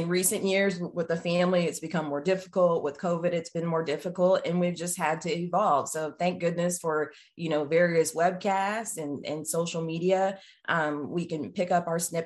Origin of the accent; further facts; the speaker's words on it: just outside of Dallas, Texas, United States; moved away as an adult; also born or lived in Atlanta, Georgia / Northampton, Massachusetts; I grew up just outside of Dallas, Texas